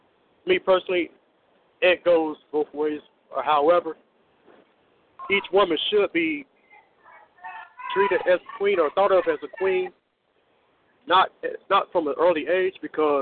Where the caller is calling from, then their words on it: Norfolk, Virginia, United States; I'm from Virginia, the Norfolk, Virginia Beach area.